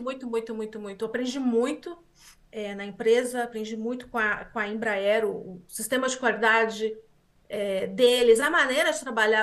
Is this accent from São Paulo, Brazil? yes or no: yes; Osasco, São Paulo, Brazil; moved away as an adult; also born or lived in Taubaté; now in Canada; eu nasci em Osasco, sou de São Paulo, Grande São Paulo. Nasci em Osasco, na Grande São Paulo